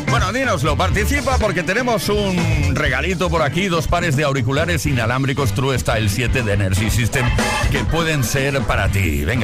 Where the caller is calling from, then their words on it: Salamanca, Castile and León, Spain; Hola, ¿qué tal? … de Salamanca.